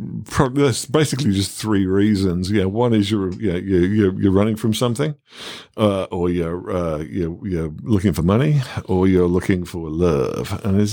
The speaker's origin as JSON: {"language": "English", "town": "Birmingham", "region": "West Midlands", "country": "United Kingdom", "tie": "born or raised there", "said": "And that's what it's like growing up in Birmingham. One of my favorite things about Birmingham, as I mentioned, was its, you know, multiculturalism."}